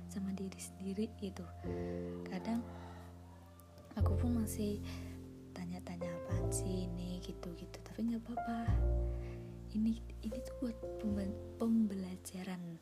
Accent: Surakarta, Central Java, Indonesia; Terus aku asalnya dari Solo.

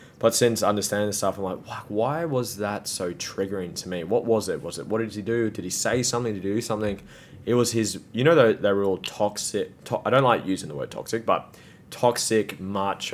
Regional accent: Gold Coast, Queensland, Australia; born or raised there

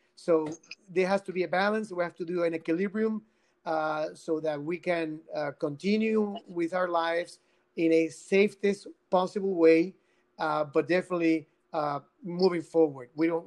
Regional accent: Guayama, Puerto Rico; I come from Guayama. I, I was born uh, born and raised in Guayama.

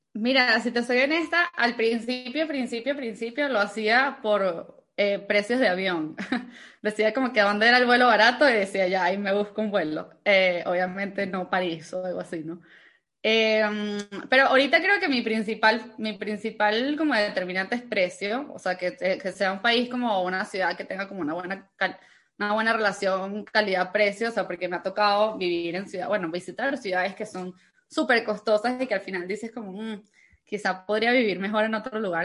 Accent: Venezuela; moved away; also born or lived in Cancún, Mexico; soy venezolana, yo nací en Venezuela, tengo 26 años eh, y y bueno, cuando yo nací en Venezuela, yo crecí creyendo que iba a vivir toda mi vida en Venezuela

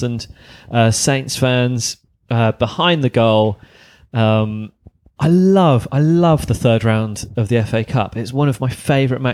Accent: Bath, South West England, United Kingdom; I grew up in the West Country in Bath.

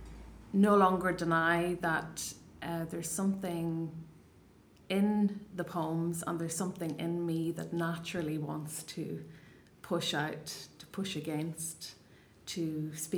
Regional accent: Ireland; first language Irish; English is a second language; I was away from Ireland, away from home

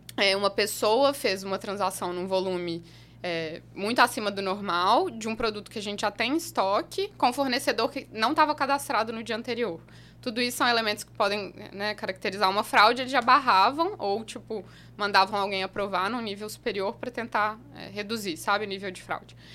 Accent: Belo Horizonte, Minas Gerais, Brazil; also born or lived in Utrecht, Netherlands; eu sou de Minas, nascida e criada em Belo Horizonte, morei lá a maior parte da minha vida.

